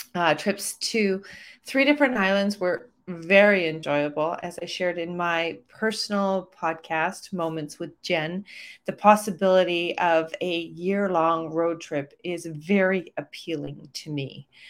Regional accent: Calgary, Alberta, Canada; my hometown of Calgary, Alberta, Canada

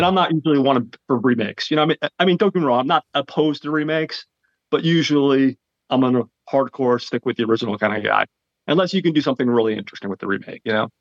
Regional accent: New Jersey, United States; I'm from Jersey

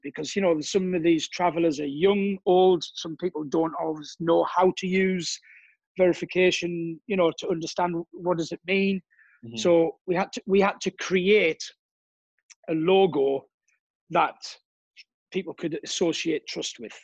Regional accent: Durham, North East England, United Kingdom; moved away as an adult; now in Cannes, France; originally I'm from England, north of England, a place called Durham.

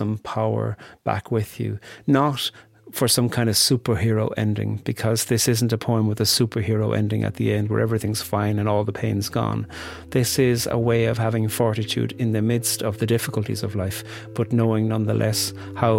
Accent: Ireland; as a boy growing up in Ireland

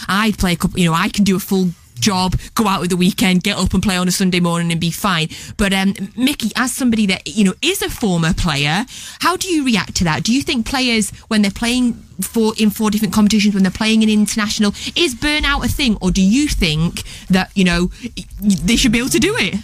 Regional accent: Scotland, United Kingdom; I am Scottish

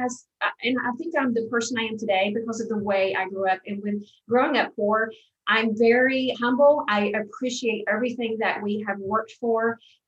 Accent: the South, United States; accent: Southern; You know, with my Southern accent, I just was, you know, really immersed into the world of diversity

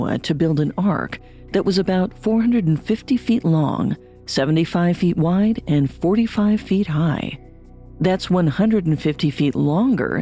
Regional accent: Ashland, Oregon, United States; I remember the big flood in Ashland, Oregon, when I was in seventh grade

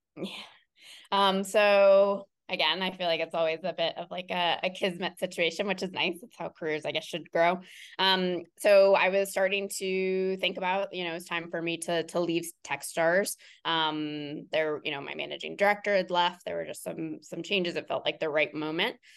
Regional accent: Cincinnati, Ohio, United States; I am born and raised in Cincinnati, Ohio, in the suburbs of Cincinnati, Ohio

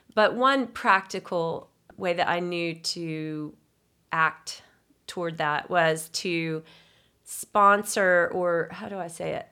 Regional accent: Signal Mountain, Tennessee, United States; I grew up on Signal Mountain, a mountain girl

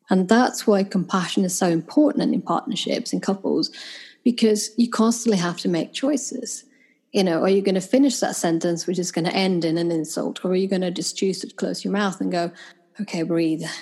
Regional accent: Sweden; born or raised there; moved away as an adult; also born or lived in United Kingdom; now in London, United Kingdom

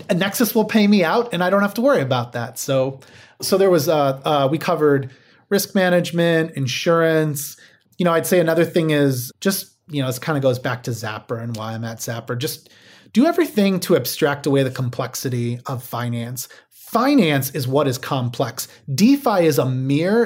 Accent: Midwest, United States; I grew up in the Midwest

